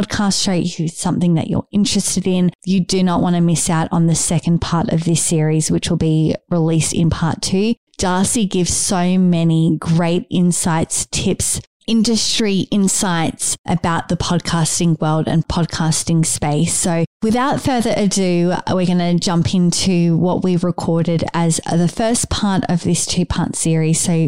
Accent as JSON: {"language": "English", "town": "Sydney", "region": "New South Wales", "country": "Australia", "tie": "born or raised there", "said": "I was born and raised in Sydney. So I've lived in Sydney my entire life."}